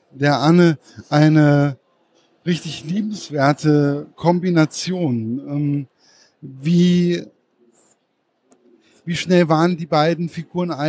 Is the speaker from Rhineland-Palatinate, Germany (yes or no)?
no; Giessen, Hesse, Germany; ich komme aus Gießen, dann kennt man den Frankfurter Zoo sowieso.